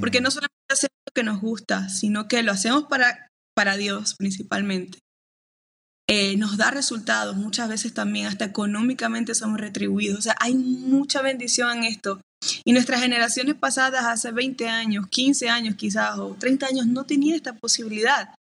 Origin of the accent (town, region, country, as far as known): Maracaibo, Zulia, Venezuela